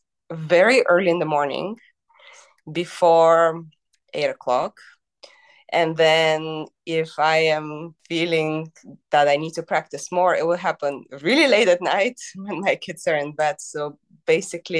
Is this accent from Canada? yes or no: no; Bulgaria; now in United States; I grew up in Bulgaria in the 90s